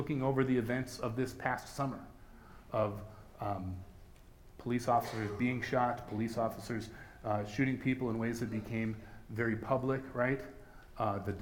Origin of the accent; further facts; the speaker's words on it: United States; As Christians in America, as American Christians